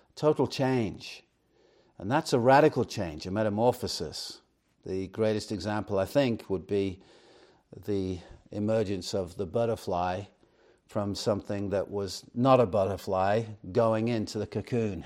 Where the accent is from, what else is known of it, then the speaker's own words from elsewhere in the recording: Chester, North West England, United Kingdom; I grew up in Chester, England